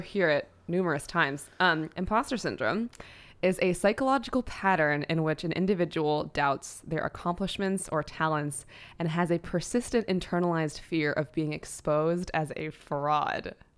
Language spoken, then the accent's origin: English; New York City, New York, United States; as a, uh, young girl, I grew up in New York City